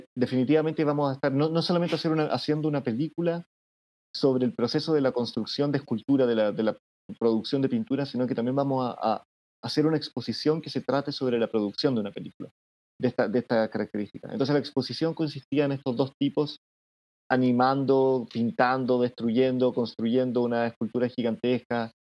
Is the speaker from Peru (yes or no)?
no; Chile; yo soy chileno